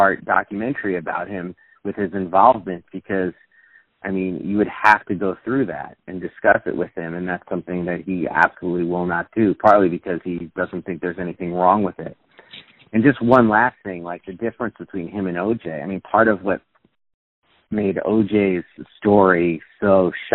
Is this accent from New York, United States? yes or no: yes; New York City, New York, United States; when I was a kid, little kid, I grew up in New York City